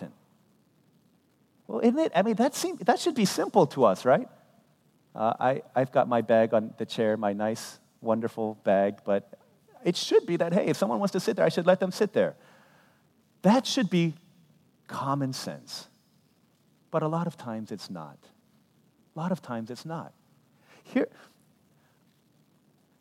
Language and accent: English; United States; I'm a ethnically Korean, but I was born here in America